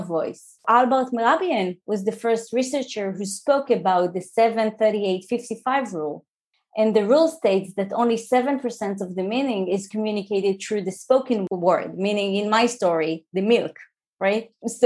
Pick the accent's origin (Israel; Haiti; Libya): Israel; English is a second language; moved away as an adult; also born or lived in New Jersey; I'm an Israeli.